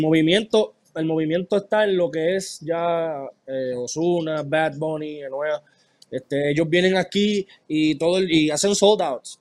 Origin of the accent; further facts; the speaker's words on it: Mayagüez, Puerto Rico; now in United States; Yo soy de Mayagüez y yo soy de los que va a las fiestas patronales